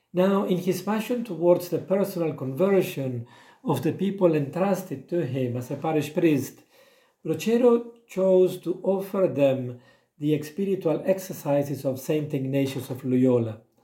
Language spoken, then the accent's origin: English; Argentina; now in Eswatini; I was born in Argentina